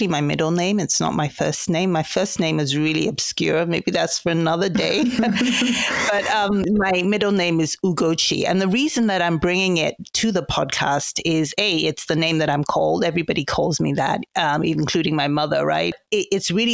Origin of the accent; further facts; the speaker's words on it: Nigeria; moved away as an adult; also born or lived in London, United Kingdom; now in United States; I was born in London, but I grew up in Nigeria. I went to boarding school in Nigeria, an all-girls boarding school, and it's southeastern part of Nigeria